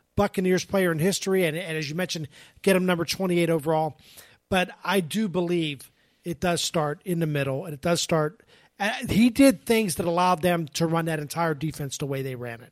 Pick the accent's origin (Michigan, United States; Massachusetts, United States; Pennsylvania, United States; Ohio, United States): Pennsylvania, United States; Pittsburgh; now in Tampa Bay, United States; I'm from Pittsburgh